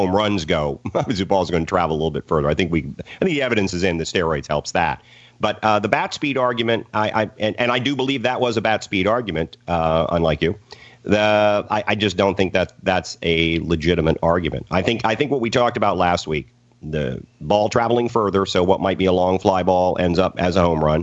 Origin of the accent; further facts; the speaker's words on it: Iowa, United States; I grew up in Iowa